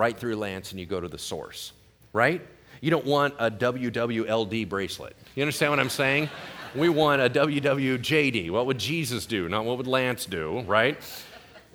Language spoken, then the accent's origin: English; El Dorado Hills, California, United States; I was graduating from Oak Ridge High School in El Dorado Hills